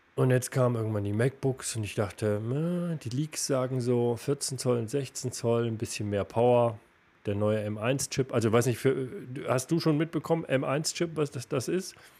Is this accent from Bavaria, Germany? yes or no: no; Erfurt, Thuringia, Germany; moved away; Wir beide als, als Erfurter und ich im Herzen immer noch.